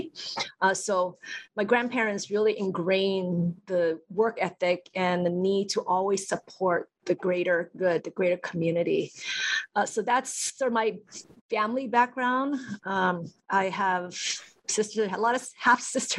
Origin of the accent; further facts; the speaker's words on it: Hilo, Hawaii, United States; also born or lived in Tokyo, Japan; my entire life, I was pretty much raised in Hilo, and I went to Hilo Union, Waikia Intermediate, Waikia High School